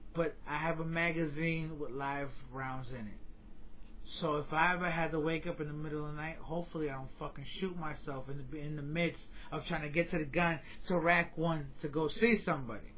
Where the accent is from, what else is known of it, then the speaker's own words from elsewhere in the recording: New York, United States; now in Florida, United States; As a New Yorker, every time I go home and I go back to New York